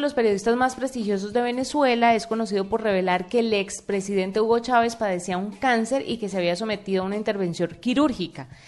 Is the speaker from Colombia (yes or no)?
yes; Colombia; siendo uno colombiano